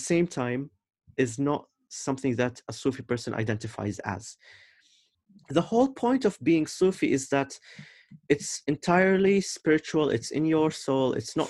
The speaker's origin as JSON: {"language": "English", "country": "Oman", "said": "When they know that I'm from Oman, they would ask me if I'm Shia or Sunni"}